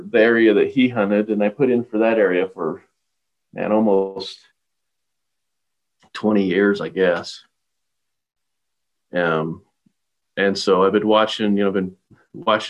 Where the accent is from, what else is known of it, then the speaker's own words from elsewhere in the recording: Star Valley, Wyoming, United States; I grew up right here in Star Valley